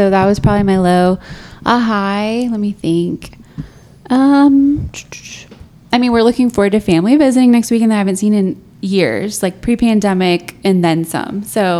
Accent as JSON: {"language": "English", "town": "Houston", "region": "Texas", "country": "United States", "moved": "as an adult", "lives_now": "Albuquerque, United States", "said": "I am not from here. I'm from Houston originally and have been in Albuquerque for almost 5 years."}